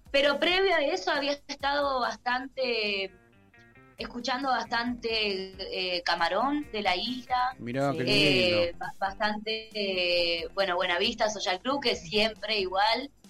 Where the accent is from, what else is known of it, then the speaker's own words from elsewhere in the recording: Salta, Argentina; Pero así, eh, bueno, tal vez por ser salteña, escuché mucho más folclore